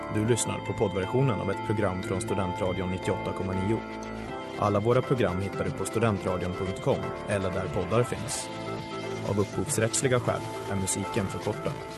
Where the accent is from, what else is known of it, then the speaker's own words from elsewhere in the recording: Sweden; som svensk